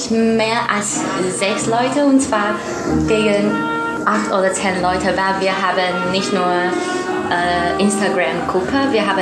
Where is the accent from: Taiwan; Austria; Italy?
Taiwan; Kaohsiung; German is a second language; also born or lived in Germany; now in Tainan, Taiwan; Ich komme aus Kaohsiung, aber ich wohne jetzt bei meiner Oma